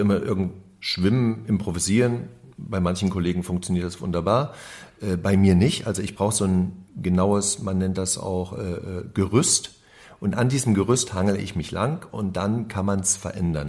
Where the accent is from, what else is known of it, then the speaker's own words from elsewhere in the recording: GDR, East Germany, Germany; now in Berlin, Germany; Wir kommen ja aus dem Gruppenwahn DDR